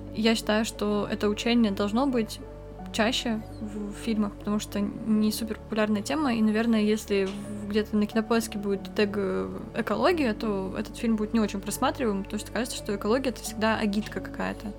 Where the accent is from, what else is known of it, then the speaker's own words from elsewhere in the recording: Kamchatka Krai, Russia; у меня с детства была повестка о том, что природу нужно любить, потому что я с Камчатки